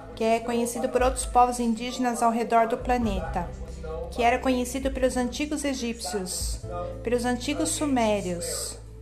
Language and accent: Portuguese; Memphis, Tennessee, United States; eu nasci em Memphis, não na Memphis do Egito